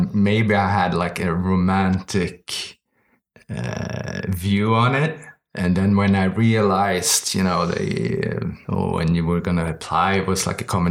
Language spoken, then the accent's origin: English; Stockholm, Stockholm County, Sweden; Born and raised here in Stockholm